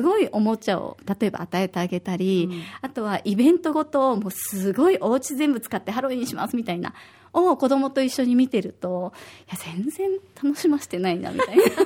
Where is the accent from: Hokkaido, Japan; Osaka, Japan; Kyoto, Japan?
Osaka, Japan; now in Okinawa, Japan; 私は大阪出身で